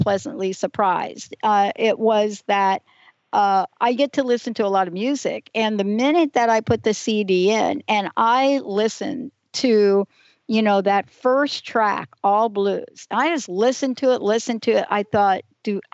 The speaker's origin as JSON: {"language": "English", "region": "East Coast", "country": "United States", "tie": "born or raised there", "said": "I grew up on the East Coast"}